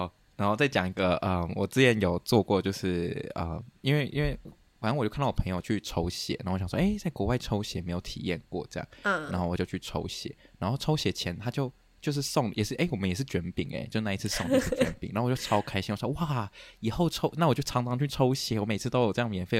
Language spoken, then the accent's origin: Chinese; Taichung, Taiwan; 我不住台北，我不知道。我是都是去那种车，对不对？我是台中人，我们有个巴士